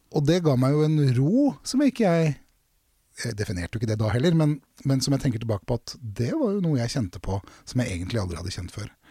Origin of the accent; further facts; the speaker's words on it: Drammen, Buskerud, Norway; jeg er fra Konnerud i Drammen